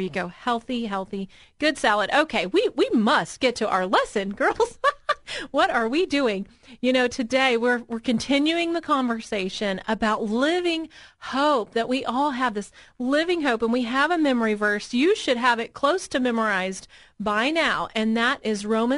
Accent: the South, United States; I'm from the South.

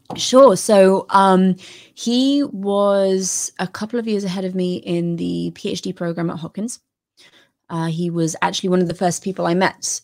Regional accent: United Kingdom; as a British person

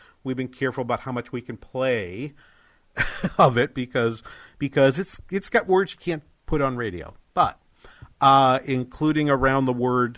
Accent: New Hampshire, United States; moved away; my home state, New Hampshire

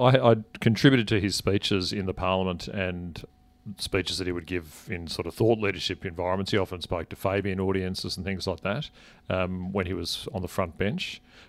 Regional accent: Canberra, Australian Capital Territory, Australia; and been active in the party in the ACT, where I grew up in Canberra.

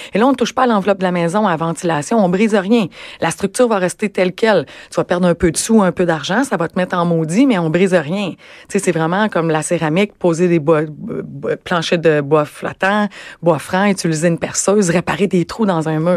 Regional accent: Rimouski, Quebec, Canada; moved away as an adult; now in Montreal, Canada; je suis originaire de Rimouski moi

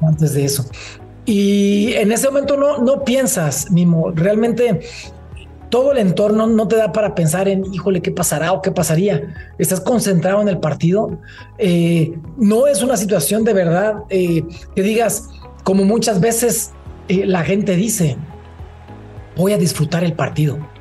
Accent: Uruapan, Michoacán, Mexico; moved away as an adult; also born or lived in Mexico City / Veracruz; yo me formé eh, fue en Uruapan. Yo soy de Uruapan, Michoacán

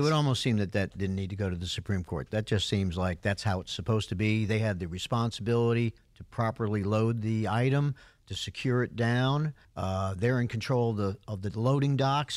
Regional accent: New York, United States; now in Georgia, United States; I grew up in New York

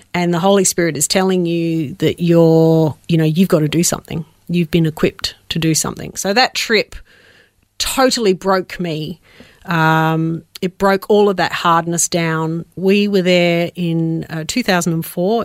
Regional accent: Adelaide, South Australia, Australia; also born or lived in Melbourne; I was born in Melbourne, uh, but we moved to Adelaide when I was about five, uh, f-, for my dad's work

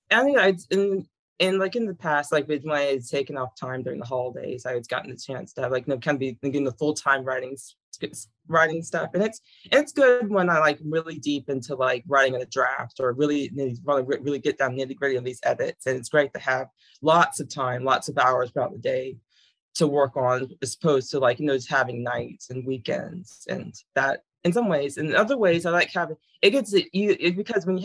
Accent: Virginia, United States; a lot of interested in thing about growing up in Virginia, for the most part, is getting an interest in all the history involved. Because I lived in all the, around all the major areas.

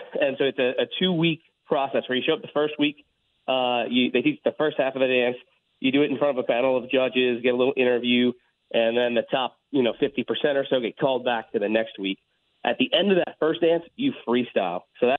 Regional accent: New Orleans, Louisiana, United States; also born or lived in Baton Rouge; I was actually born and raised in New Orleans, but I was in vet school in Baton Rouge

